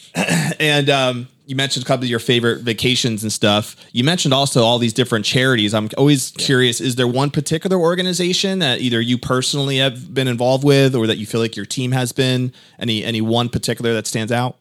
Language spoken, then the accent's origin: English; Connecticut, United States; moved away as an adult; now in Tampa, United States; I'm from Connecticut